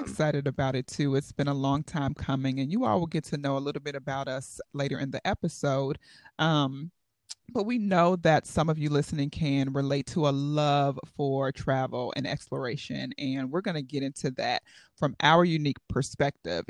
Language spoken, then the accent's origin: English; Chicago, Illinois, United States; now in Bethlehem, United States; I was born in Chicago, Illinois, the magnificent Windy City, and I will always call Chi-Tong home